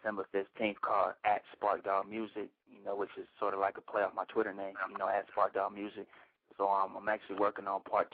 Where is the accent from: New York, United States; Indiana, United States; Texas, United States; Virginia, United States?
Texas, United States; Killeen; I'm actually from Killeen, Texas, man, like right in the middle of the state